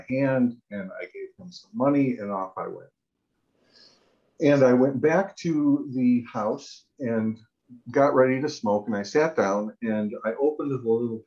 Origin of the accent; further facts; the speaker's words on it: Detroit, Michigan, United States; moved away as an adult; also born or lived in California / San Francisco / Phnom Penh, Cambodia; I had a really idyllic childhood growing up in Detroit, Michigan